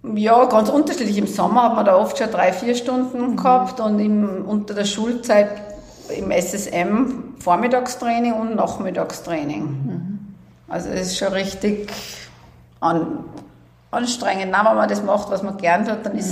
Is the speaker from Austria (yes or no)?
yes; Salzburg, Austria; bin in Salzburg geboren, also mein Leben lang hier aufgewachsen